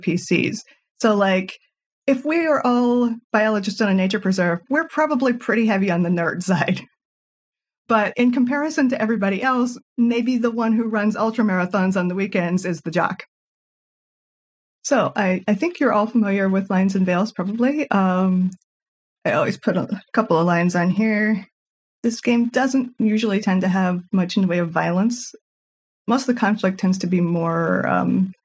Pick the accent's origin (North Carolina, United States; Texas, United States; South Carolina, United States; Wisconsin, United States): North Carolina, United States; I'm from North Carolina in the southeastern U.S.